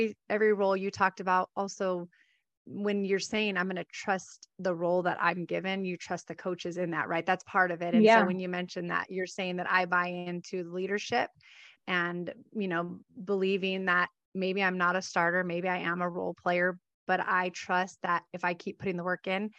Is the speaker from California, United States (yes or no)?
yes; Southern California, United States; I grew up in Southern California as well.